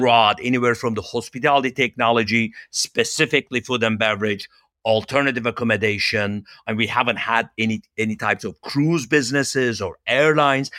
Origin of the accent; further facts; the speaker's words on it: Turkey; moved away as an adult; also born or lived in Los Angeles, United States; now in United States; I'm originally from Turkey